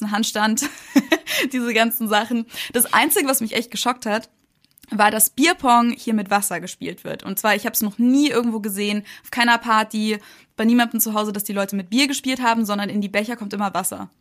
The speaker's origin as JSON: {"language": "German", "town": "Munich", "region": "Bavaria", "country": "Germany", "tie": "born or raised there", "moved": "as an adult", "lives_now": "United States", "said": "ich bin ja in München geboren, aufgewachsen und bin dann halt auch da zur Uni gegangen"}